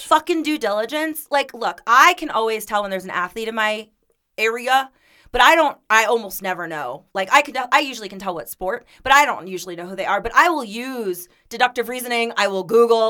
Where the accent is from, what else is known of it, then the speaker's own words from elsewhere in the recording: Florida, United States; moved away as an adult; also born or lived in Miami; we're from Florida